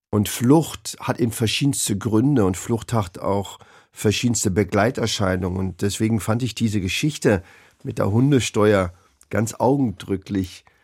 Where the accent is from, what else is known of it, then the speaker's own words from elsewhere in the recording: Berlin, Germany; born there; Ich bin ja in Berlin geboren.